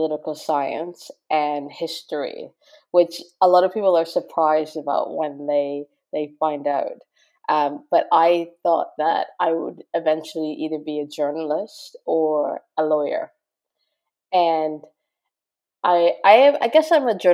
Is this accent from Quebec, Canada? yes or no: no; Toronto, Ontario, Canada; moved away as an adult; also born or lived in Montreal / Japan; now in London, United Kingdom; I'm Canadian, and grew up in Toronto, went to university in Montreal